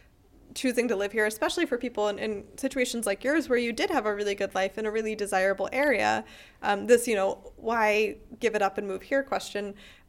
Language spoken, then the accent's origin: English; Pennsylvania, United States; now in Freiburg, Germany; I feel like that's the kind of thing, as an American, it never gets old. You know, and I grew up in Pennsylvania